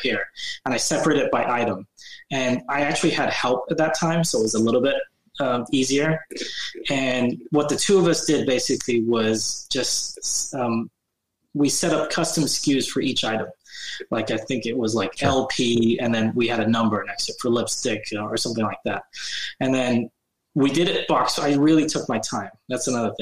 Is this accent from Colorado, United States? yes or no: no; Bay Area, California, United States; born or raised there; moved away as an adult; now in Sacramento, United States